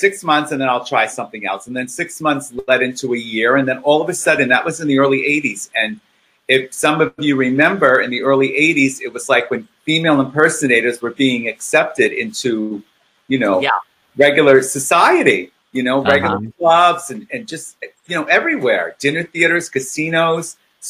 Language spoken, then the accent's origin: English; Lodi, New Jersey, United States; I was born in Lodi, New Jersey, which is about an hour and a half north of here.